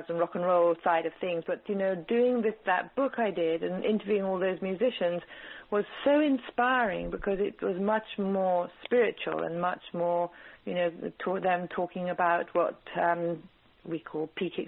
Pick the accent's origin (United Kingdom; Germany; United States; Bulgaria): United Kingdom; England; born or raised there; also born or lived in East Africa